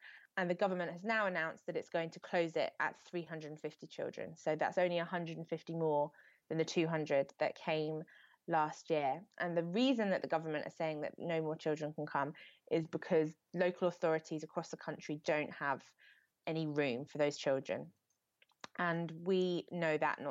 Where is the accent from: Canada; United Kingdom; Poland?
United Kingdom; as British people